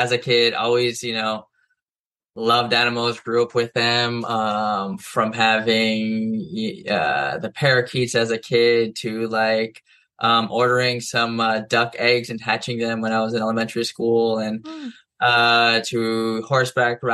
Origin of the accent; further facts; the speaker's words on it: Hawaii, United States; also born or lived in Israel; I was born in Israel, but then my dad's side of the family is from Israel, and then raised in Hawaii. Mom's side is in Hawaii. So I moved here when I was about three